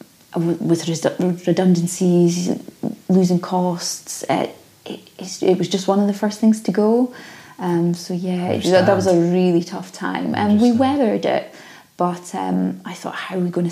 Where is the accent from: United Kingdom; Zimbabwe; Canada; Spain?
United Kingdom; Aberdeen, Scotland; moved away as an adult; also born or lived in Glasgow / Scottish Borders / London; born and bred in Aberdeen